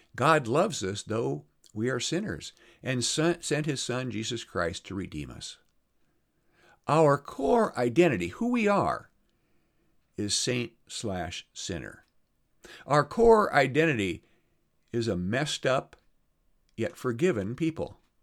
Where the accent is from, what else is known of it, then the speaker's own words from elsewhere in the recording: Iowa, United States; moved away; I'm going over to my hometown in Iowa